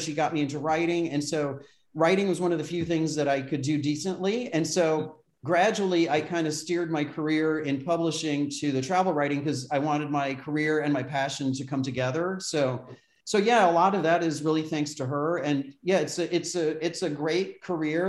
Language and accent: English; Brockport, New York, United States; moved away; my hometown in in Western New York State in Brockport